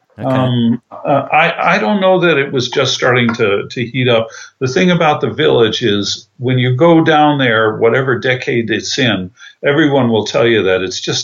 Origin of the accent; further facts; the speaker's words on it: Tarrytown, New York, United States; I was raised in Tarrytown, New York, which is Westchester County, suburbs.